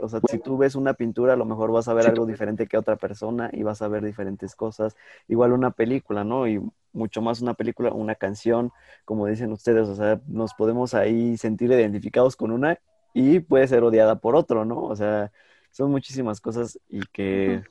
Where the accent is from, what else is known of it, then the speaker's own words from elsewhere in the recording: Mexico; somos mexicanos